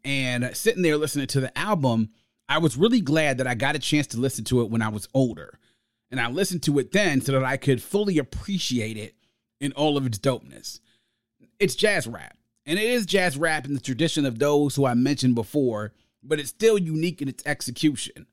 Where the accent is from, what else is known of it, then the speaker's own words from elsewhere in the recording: United States; my hometown and home area, the D M V